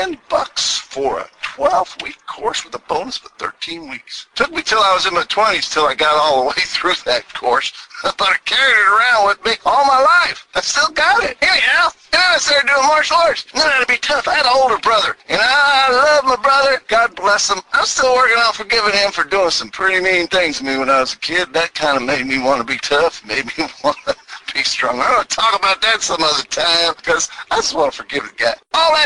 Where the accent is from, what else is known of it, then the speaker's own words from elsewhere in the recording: New England, United States; also born or lived in Houston, Texas; I was down in Houston, Texas for 20 years. Can you tell by the accent? I'm originally from New England, but somehow 20 years of the twang got stuck.